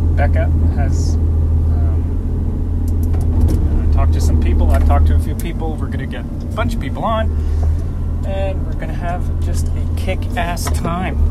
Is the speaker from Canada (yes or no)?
yes; Canada; I'm Canadian